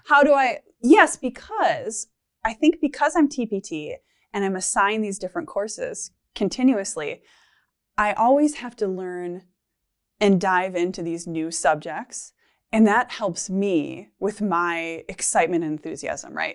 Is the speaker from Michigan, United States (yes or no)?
yes; Michigan, United States; moved away as an adult; now in Minnesota, United States; I'm from Michigan and both my husband and I are, and his job transferred us to Minnesota